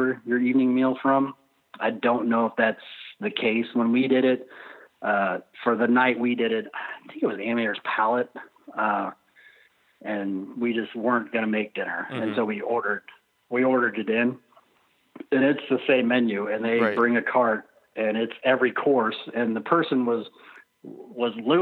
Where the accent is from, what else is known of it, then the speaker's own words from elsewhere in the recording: Indiana, United States; I'm from Indiana.